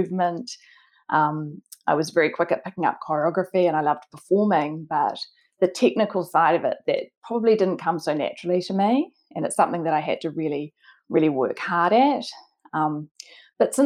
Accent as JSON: {"language": "English", "region": "Auckland", "country": "New Zealand", "tie": "born or raised there", "said": "I grew up in Auckland in New Zealand."}